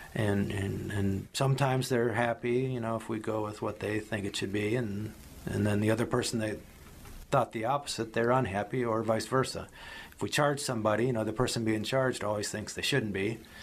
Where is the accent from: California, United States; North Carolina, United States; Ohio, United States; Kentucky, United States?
Ohio, United States; Medina County; also born or lived in Miami; I grew up in Medina County. I went to, to high school here in Medina County.